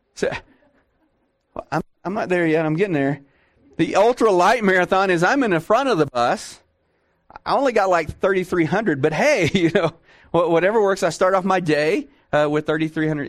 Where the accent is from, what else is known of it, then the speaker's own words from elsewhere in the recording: Texas, United States; I'm from Texas